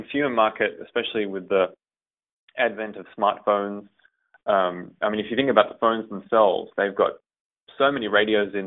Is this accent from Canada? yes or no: no; Australia; moved away as an adult; now in United States; My mother is Hungarian. And I was born and raised in Australia